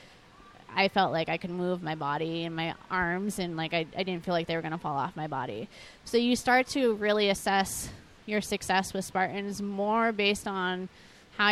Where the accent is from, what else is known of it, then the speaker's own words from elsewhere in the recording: New England, United States; we're from New England